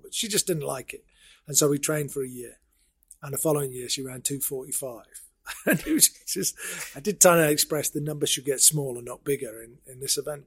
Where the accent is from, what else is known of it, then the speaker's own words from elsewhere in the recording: Sheffield, Yorkshire and the Humber, United Kingdom; I born and bred in Sheffield. Went to school here.